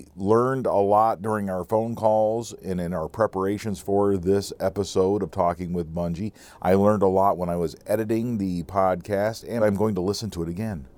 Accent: Pennsylvania, United States; We, from Pennsylvania folks, lots of times refer to ourselves as what county we're from.

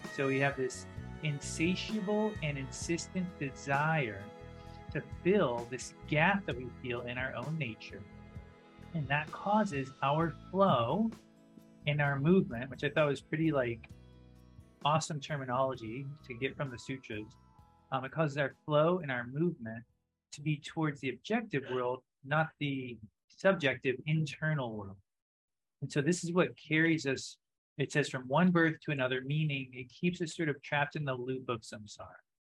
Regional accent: the South, United States; growing up in the South, when I would go to church

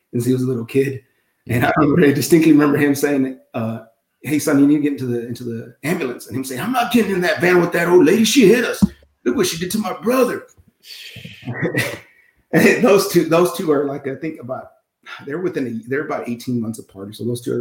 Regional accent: South Texas, United States; I'm from South Texas

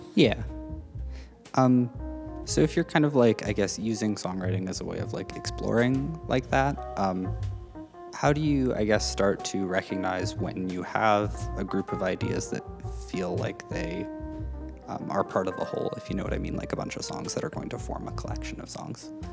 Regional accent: Saskatchewan, Canada; moved away; I'm from Saskatchewan, and everybody gets driver's ed through school

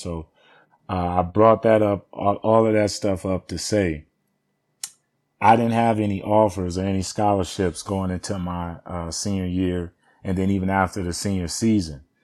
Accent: Los Angeles, California, United States; I originally was born and raised in Watts, California

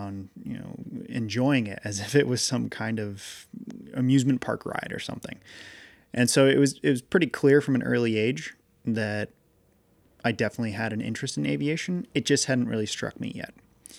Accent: Massachusetts, United States; it turns out that in my town where I grew up in Massachusetts, there was a guy I used to work for that did these tag sales

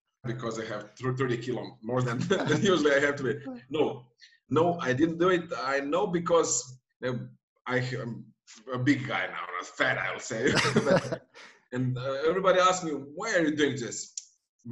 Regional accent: Dubrovnik, Dubrovnik-Neretva County, Croatia; now in Zagreb, Croatia; my hometown in Dubrovnik here where I'm born.

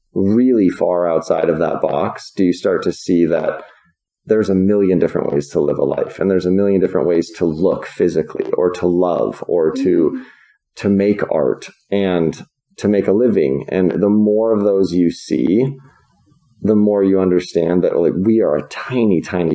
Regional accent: Virginia, United States; born there; I grew up all over the place. I was born in Virginia, but my dad was in professional baseball our whole lives.

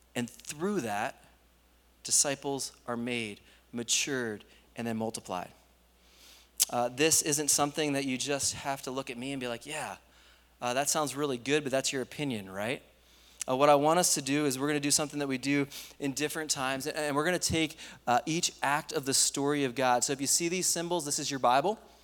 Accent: East Coast, United States; moved away; I grew up in the East Coast

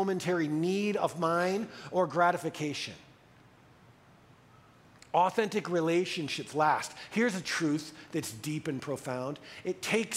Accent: United States; as an American white male

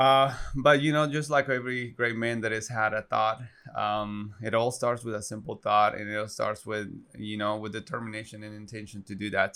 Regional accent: Guatemala; English is a second language; moved away as an adult; also born or lived in Arkansas, United States; now in United States; I'm born and raised in Guatemala. Um, proudly Guatemalan.

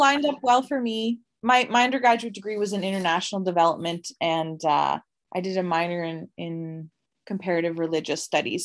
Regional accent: Atlantic Canada, Canada; Atlantic Canada

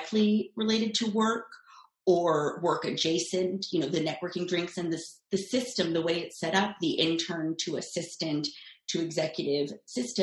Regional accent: Los Angeles, California, United States; I am from Los Angeles

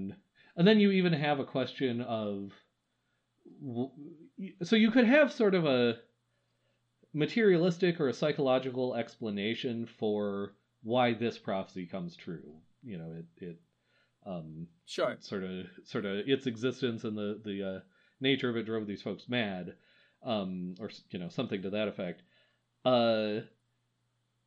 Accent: Wisconsin, United States; I'm from Wisconsin

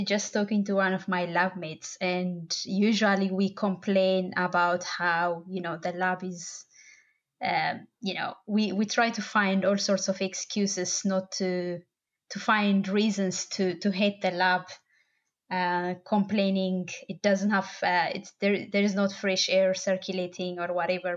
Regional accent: Bahir Dar, Amhara, Ethiopia; also born or lived in Addis Ababa, Ethiopia; now in Dublin, Ireland; I'm originally from Bahardar. It's kind of the northern-ish side of Ethiopia, and I lived in Addis as well

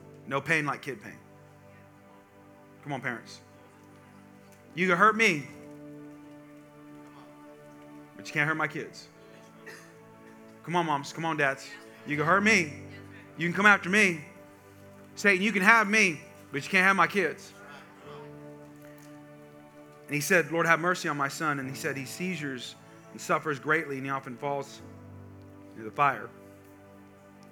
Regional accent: California, United States; I grew up in California, and I grew up part of my life on a farm

